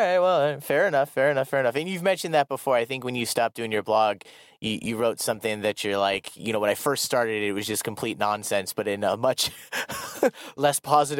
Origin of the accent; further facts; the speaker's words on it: Iowa, United States; moved away as an adult; now in South Korea; growing up in Iowa in the Midwest